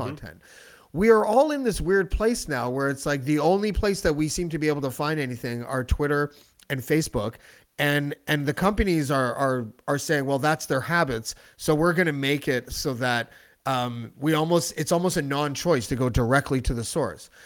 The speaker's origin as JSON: {"language": "English", "country": "Canada"}